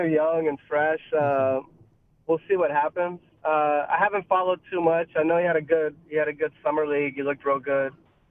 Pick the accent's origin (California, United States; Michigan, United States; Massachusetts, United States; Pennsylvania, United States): Pennsylvania, United States; Pittsburgh; I'm from Pittsburgh originally. All sides of my family are from Pittsburgh, so it's just ingrained into me that black and gold is those colors, you know?